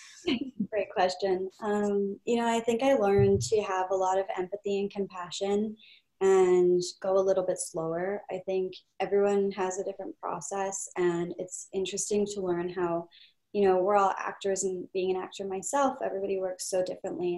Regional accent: Kelowna, British Columbia, Canada; moved away; this was actually shot in my hometown which is Kelowna BC

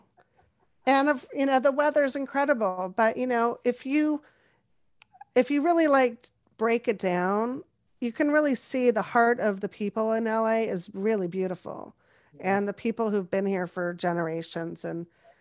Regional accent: Topanga, California, United States; also born or lived in Los Angeles, United States; I grew up in Topanga

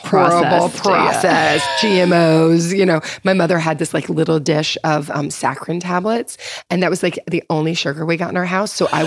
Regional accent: Louisville, Kentucky, United States; moved away; also born or lived in Los Angeles; Kentucky, Louisville.

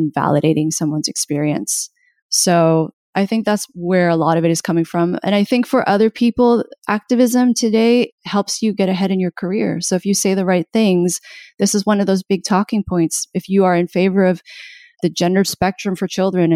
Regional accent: Canada; I'm Canadian.

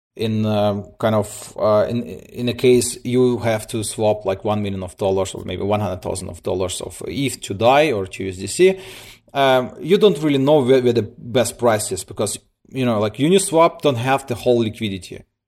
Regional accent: Siberia, Russia; now in Germany; I'm coming from Germany. Uh, originally born in, in, in, in Russia, uh, in Siberia. Moved, uh, with my parents, uh, nineteen ninety-nine to Germany. I'm here, like, for twenty years

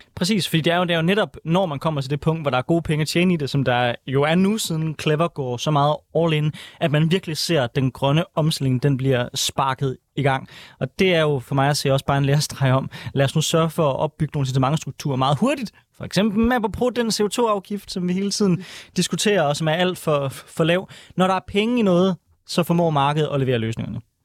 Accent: Aarhus, Central Denmark Region, Denmark; jeg er jo fra Aarhus

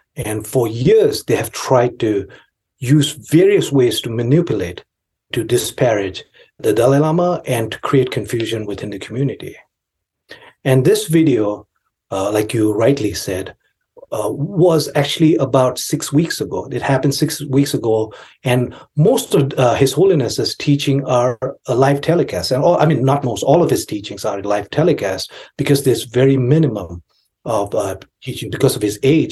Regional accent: Kalimpong, West Bengal, India; now in United States; I grew up in India in a town called Kalimpong in Darjeeling

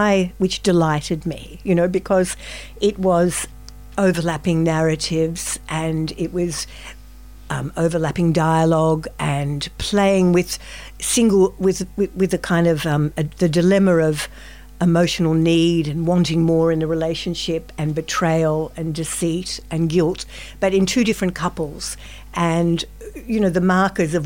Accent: Melbourne, Victoria, Australia; I'm from Melbourne myself.

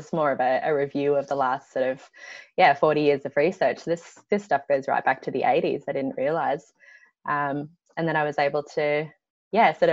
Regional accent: Byron Bay, New South Wales, Australia; I grew up in Byron Bay, so on the southeast coast of Australia

